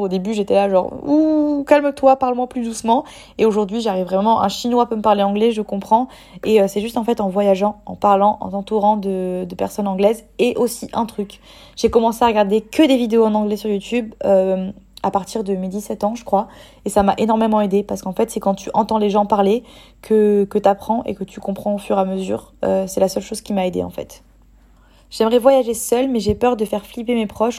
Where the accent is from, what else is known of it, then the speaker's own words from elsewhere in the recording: French Riviera, Provence-Alpes-Côte d'Azur, France; now in Bali, Indonesia; si j'habite en France, de retourner sur la côte d'Azur parce que c'est là où j'ai grandi